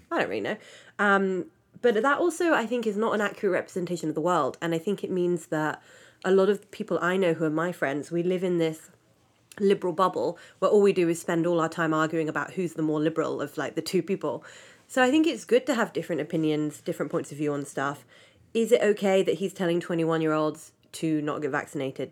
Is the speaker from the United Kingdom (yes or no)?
yes; United Kingdom; I'm British